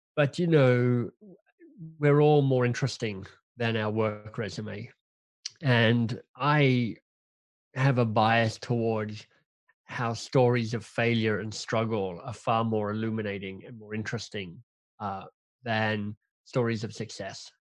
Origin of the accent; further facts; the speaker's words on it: Canberra, Australian Capital Territory, Australia; moved away as an adult; now in Toronto, Canada; I'm Australian by birth, grew up in, um, Canberra, the national capital of Australia